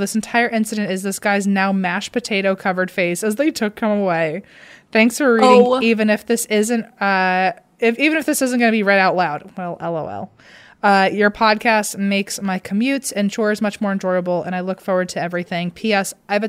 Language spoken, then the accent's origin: English; British Columbia, Canada; I'm from Vancouver Island and I was at your Vancouver live show.